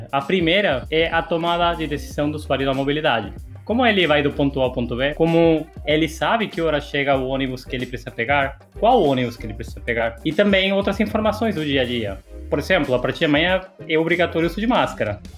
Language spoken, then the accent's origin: Portuguese; Argentina; Portuguese is a second language; now in São Paulo, Brazil; Eu sou argentino, cheguei em São Paulo, eu não, não tinha é, dinheiro vivo no bolso